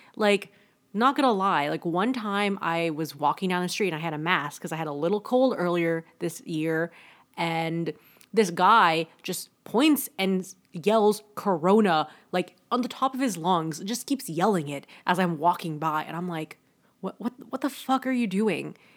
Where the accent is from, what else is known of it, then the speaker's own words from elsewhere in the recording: Toronto, Ontario, Canada; also born or lived in Kingston, Canada; I'm from Toronto